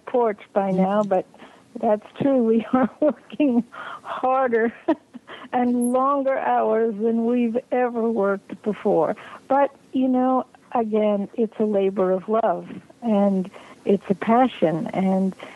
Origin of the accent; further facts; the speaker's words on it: New York City, New York, United States; I grew up in New York City.